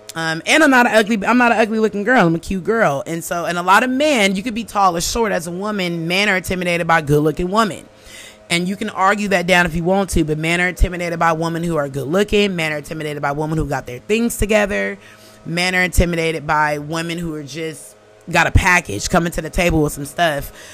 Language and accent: English; Oakland, California, United States; moved away; originally I'm from Oakland, California